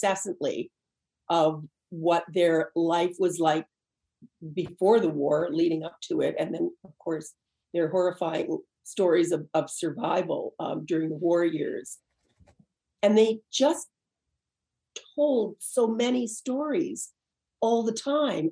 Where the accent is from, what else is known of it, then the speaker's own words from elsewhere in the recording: Canada; growing up in Canada